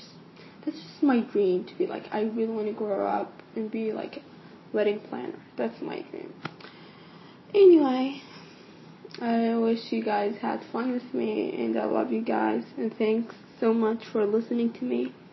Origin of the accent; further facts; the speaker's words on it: Saudi Arabia; now in Amman, Jordan; Hi everyone … I'm from Saudi Arabia. I'm 17 years old and I'm a senior in high school right now. I go to a school called Al Umaria in Amman, Jordan. So I live in Jordan right now.